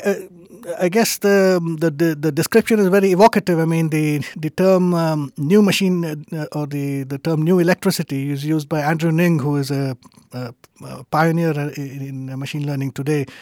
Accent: India; moved away as an adult; also born or lived in United States / Germany / Denmark; now in Sweden; I was born and raised in India

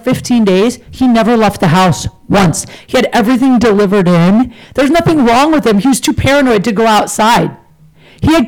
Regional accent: Canton, Ohio, United States; moved away as an adult; also born or lived in Chicago; now in Los Angeles, United States; I grew up in Ohio, Canton, Ohio

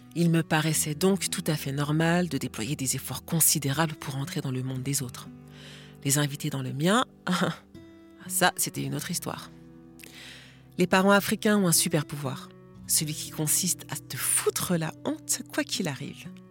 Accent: Lille region, Hauts-de-France, France; Le fait d'être né dans la région lilloise

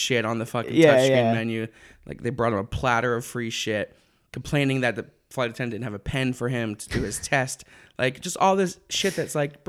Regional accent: Philadelphia, Pennsylvania, United States; that's the thing about me being a Cowboys fan from Philadelphia. It was because my dad was. I grew up in the Dynasty era.

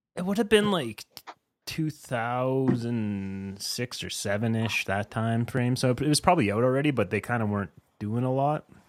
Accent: eastern Saskatchewan, Canada; now in Alberta, Canada; I grew up in eastern Saskatchewan and I lived in town.

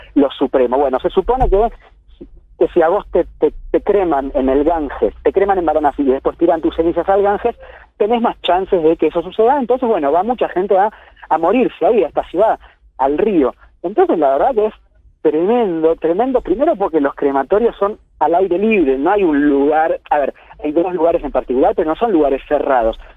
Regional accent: Argentina; moved away as an adult; now in Kerala, India; soy argentino y acá más que en ningún otro lugar se abren todas las puertas

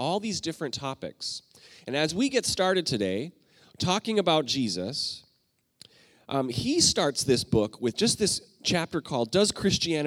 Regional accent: Canada; I'm Canadian

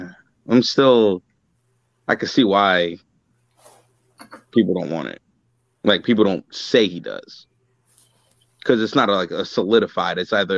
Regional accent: New York, United States; I'm from New York

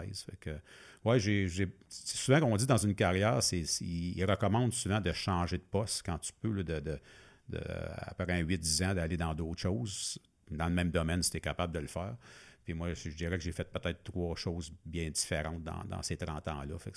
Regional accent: Masson-Angers, Quebec, Canada; sortir de mon patelin de, hein. maçon

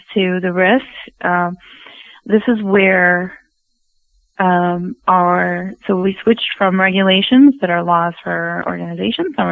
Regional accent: United States; American woman

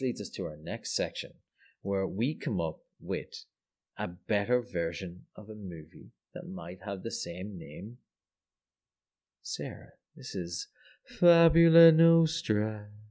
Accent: Ireland; I'm Irish

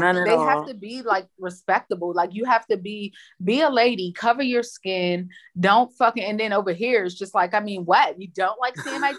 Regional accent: United States; as an American

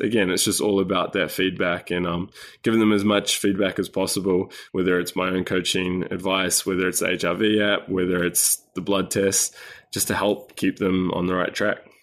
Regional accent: New Zealand; moved away as an adult; also born or lived in Sydney, Australia; I'm a Kiwi, a New Zealander. I was born in New Zealand and spent, uh, twenty-odd years here

